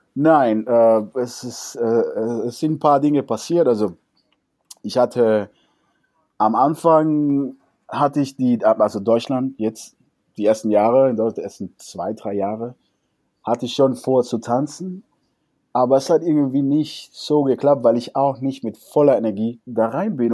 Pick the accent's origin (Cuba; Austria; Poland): Cuba; German is a second language; now in Germany; also jetzt bin ich mal Kubaner, wir Kubaner